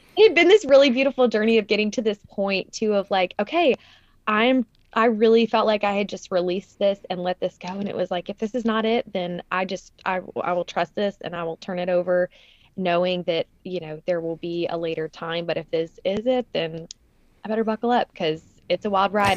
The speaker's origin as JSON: {"language": "English", "town": "Nashville", "region": "Tennessee", "country": "United States", "tie": "born or raised there", "said": "Nashville was a totally different city when I grew up here."}